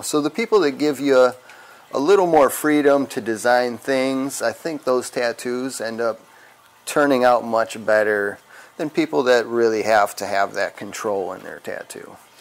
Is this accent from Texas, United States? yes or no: no; Wisconsin, United States; I'm from Wisconsin